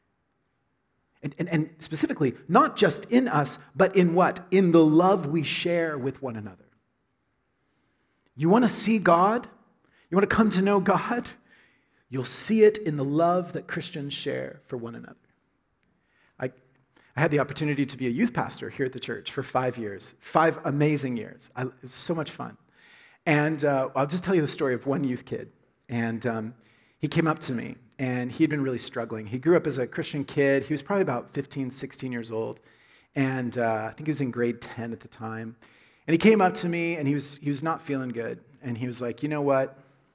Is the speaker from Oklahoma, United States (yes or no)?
yes; Oklahoma, United States; moved away; I grew up in Oklahoma, Southern Baptist Church.